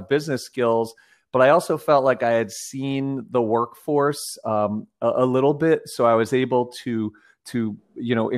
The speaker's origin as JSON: {"language": "English", "region": "New Jersey", "country": "United States", "tie": "born or raised there", "said": "I grew up in New Jersey, about halfway between New York City and Philadelphia"}